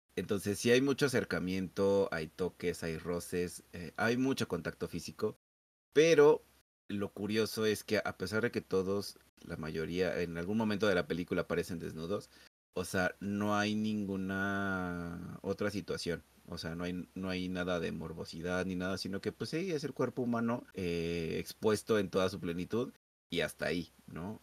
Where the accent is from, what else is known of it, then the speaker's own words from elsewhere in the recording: Mexico; nosotros como mexicanos